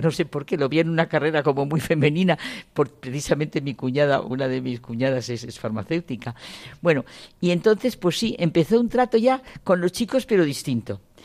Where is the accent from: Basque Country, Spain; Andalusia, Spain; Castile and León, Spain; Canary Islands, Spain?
Castile and León, Spain; Ciudad Rodrigo; Nací en Ciudad Rodrigo porque fue el año 36, el año de la guerra